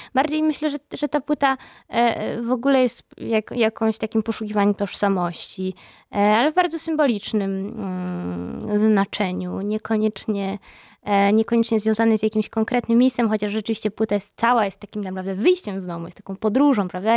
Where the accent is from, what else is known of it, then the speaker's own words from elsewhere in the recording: Gdańsk, Pomeranian Voivodeship, Poland; moved away; ja też jestem z Gdańska